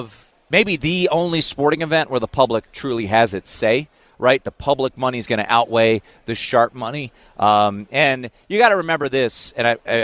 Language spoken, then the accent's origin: English; Maryland, United States; I'm from Maryland. I was never, I'm not a Terp. I didn't go to Maryland. I didn't cheer for them growing up.